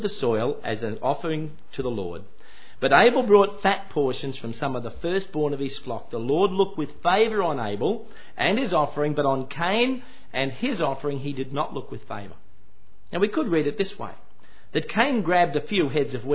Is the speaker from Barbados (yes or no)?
no; Queensland, Australia; I was born in Queensland